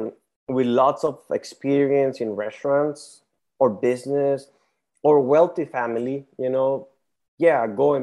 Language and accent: English; Mexico; English is a second language; moved away as an adult; also born or lived in Tucson, Arizona / El Paso, Texas / Michigan / Ohio; now in Houston, United States; I was actually born and raised in Mexico and I moved to the U.S. when I was 19. I spoke like zero English